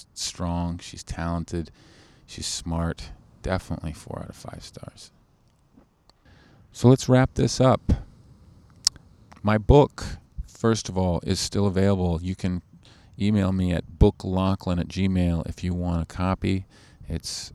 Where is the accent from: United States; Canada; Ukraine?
Canada; I'm too Canadian.